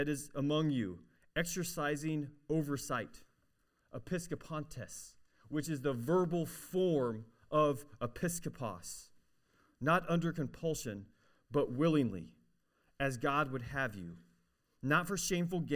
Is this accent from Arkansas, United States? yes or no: yes; Arkansas, United States; I'm from Arkansas